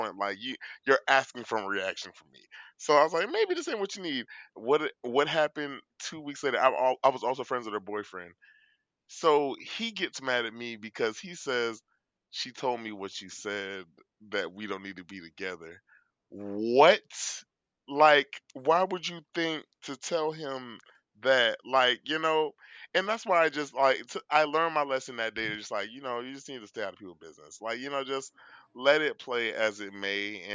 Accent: Florida, United States; I'm from Florida

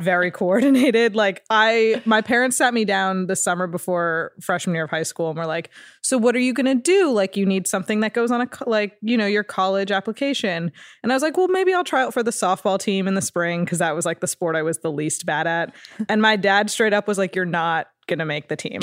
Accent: Ridgewood, New Jersey, United States; moved away; It's called Ridgewood, New Jersey

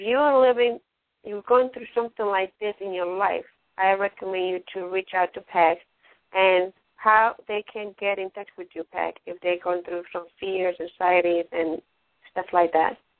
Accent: Ecuador; first language Spanish; English is a second language; also born or lived in New York, United States; now in Sarasota, United States; I'm not from United States, I'm from Ecuador, I'm speak, you know, in, you know, English is my second language, and Spanish, I have a Latin background

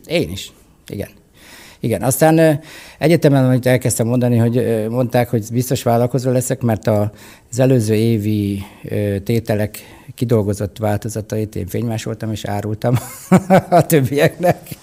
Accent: Hungary; képzelj el egy kis börtönfalut, ahol az apukám a börtönőr, illetve a parancsnoknak a sofőrje.

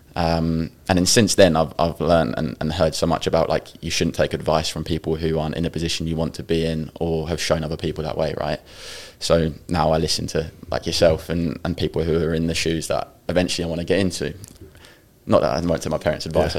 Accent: Ipswich, East of England, United Kingdom; I'm from Ipswich, a s- small place

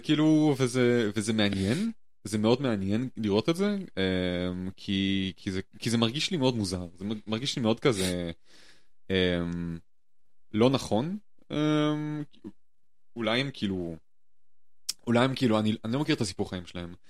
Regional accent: Jerusalem, Jerusalem District, Israel; moved away as an adult; now in Germany; אני בתור ירושלמי

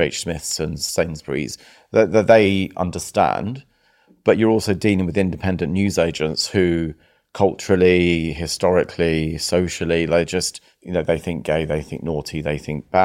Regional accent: Croydon, London, United Kingdom; I was born in Croydon. My parents were immigrants from Cyprus

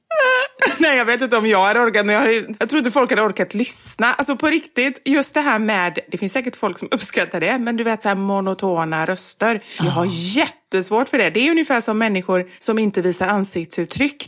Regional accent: Gothenburg, Västra Götaland, Sweden; vi är göteborgare

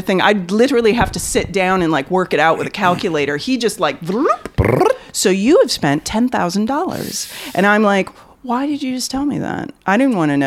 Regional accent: Beaverton, Oregon, United States; moved away; I grew up in Oregon.

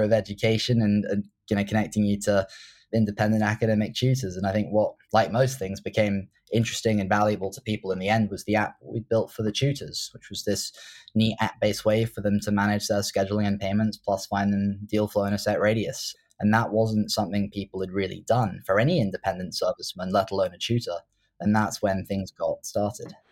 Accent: Oxford, South East England, United Kingdom; born or raised there; also born or lived in Hong Kong / London

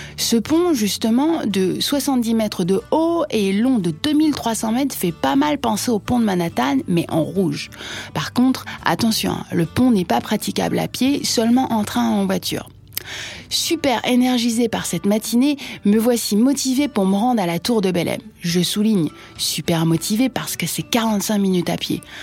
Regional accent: France; je suis française

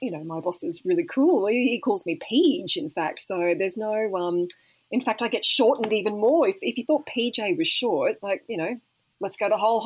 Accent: Mackay, Queensland, Australia; moved away as an adult; also born or lived in Brisbane; I love Mackay. I'm the number one fan of my hometown

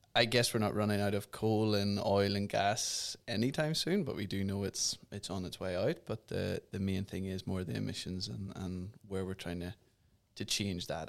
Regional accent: Ireland; I'm from Ireland

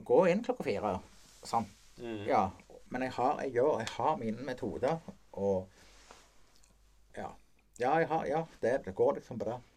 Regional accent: Rogaland, Norway; jeg, vi er jo fra Rogaland. Ja. Sånn, eh, de, de vokste opp på Hommersåk.

